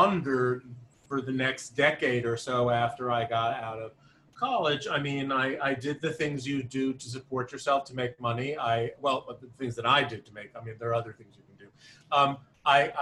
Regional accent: Albertson, New York, United States; I grew up on Long Island

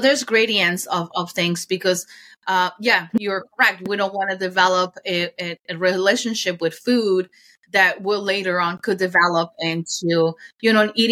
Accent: Mexico City, Mexico; moved away; I grew up in Mexico City and we're really big on corn

